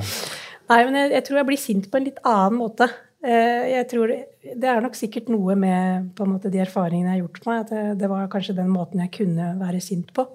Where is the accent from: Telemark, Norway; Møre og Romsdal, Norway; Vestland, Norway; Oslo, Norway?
Oslo, Norway; jeg vokste opp på, på Stovner, i Groruddalen i Oslo